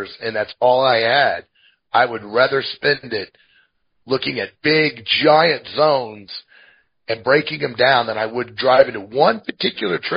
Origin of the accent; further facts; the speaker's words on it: Midwest, United States; now in Montana, United States; I'm from the Midwest.